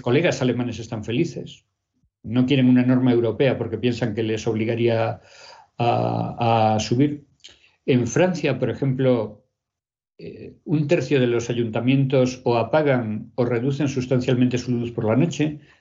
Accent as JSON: {"language": "Spanish", "town": "Pontevedra", "region": "Galicia", "country": "Spain", "tie": "born or raised there", "said": "Yo cuando era pequeña en Pontevedra"}